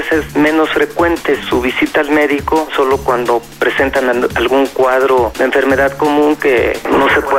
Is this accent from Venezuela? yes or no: yes; Venezuela; now in Guanajuato, Mexico; eh, soy estudiante venezolano en la Universidad de Guanajuato, tengo 38 años